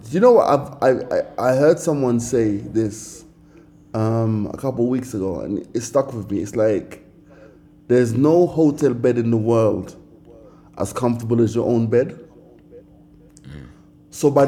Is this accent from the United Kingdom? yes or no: no; Jamaica; now in Kenya; yeah I'm from Jamaica I live in Kenya